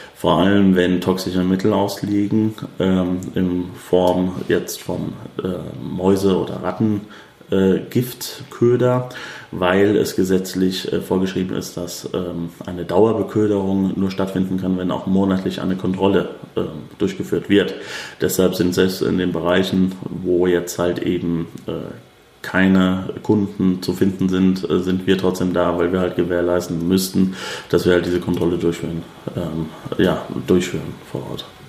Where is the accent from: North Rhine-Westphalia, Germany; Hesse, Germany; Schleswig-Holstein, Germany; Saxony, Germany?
Hesse, Germany; Frankfurt; Frankfurt ist halt meine Heimat. Ich fühle mich wohl, ich kenne mich aus.